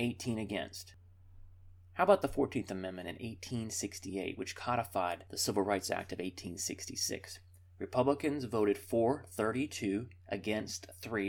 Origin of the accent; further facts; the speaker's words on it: Charlotte, North Carolina, United States; my hometown of Charlotte, North Carolina